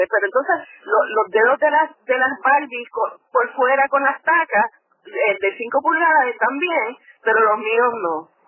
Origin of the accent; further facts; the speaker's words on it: Puerto Rico; also born or lived in Michigan; yo me crié en Puerto Rico, ¿verdad? Este, pero mami es canadiense, así que hablaba eh, hablo inglés todavía sin acento.